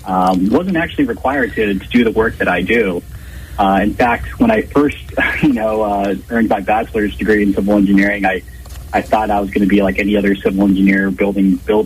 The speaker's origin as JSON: {"language": "English", "town": "Sacramento", "region": "California", "country": "United States", "tie": "born or raised there", "said": "I'm actually originally from Sacramento area. I was born in Sacramento."}